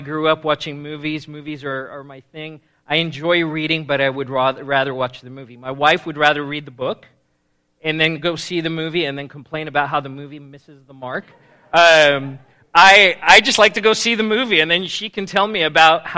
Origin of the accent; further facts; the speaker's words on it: South Africa; moved away as an adult; now in United States; I was born and raised in South Africa, and I moved to the States when I was 18 years old.